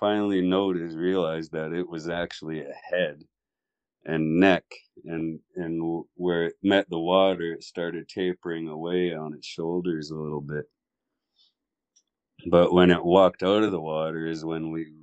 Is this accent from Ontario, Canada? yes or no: no; Malahat Reserve, Vancouver Island, British Columbia, Canada; born or raised there; also born or lived in Mill Bay